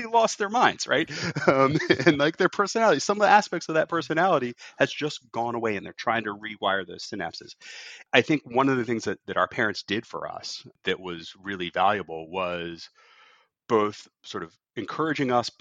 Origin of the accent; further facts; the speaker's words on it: Virginia Beach, Virginia, United States; also born or lived in Norfolk, Virginia; growing up in Norfolk and Virginia Beach, we just running around with my friends in the neighborhood